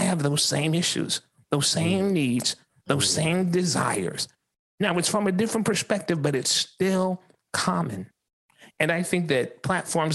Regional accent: Columbia, South Carolina, United States; I was born right here in Columbia, South Carolina, in the 29203.

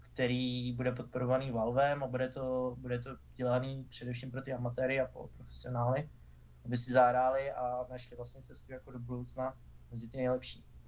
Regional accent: Czechia; jako Češi

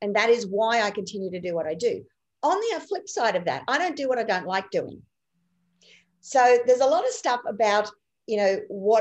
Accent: Rockhampton, Queensland, Australia; also born or lived in Clermont, Queensland; I basically grew up in and around the Rockhampton region on properties all around there

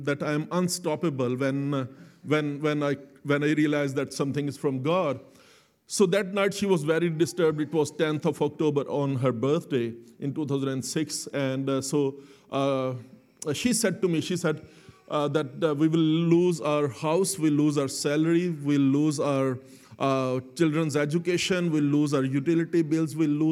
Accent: Lahore, Punjab, Pakistan; Both me and Selena, we were born and brought up in Pakistan, in Lahore

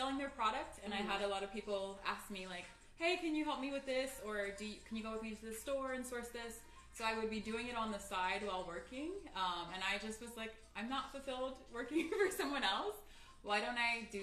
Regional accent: Maryland, United States; moved away as an adult; now in Los Angeles, United States; I'm actually from Maryland originally, the East Coast

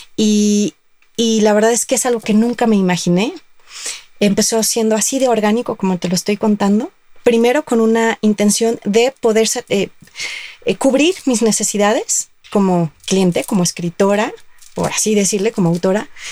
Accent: Guadalajara, Jalisco, Mexico; yo soy de Guadalajara

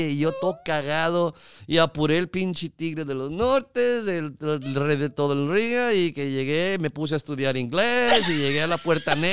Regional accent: Mexico; yo con mis pinches chistes de que yo sé que parezco armenio

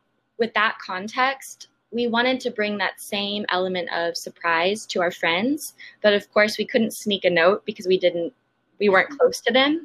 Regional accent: Austin, Texas, United States; also born or lived in San Diego; I grew up in Austin

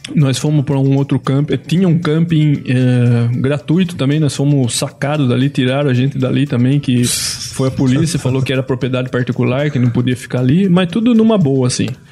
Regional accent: Brasília, Federal District, Brazil; eu sou de Brasília

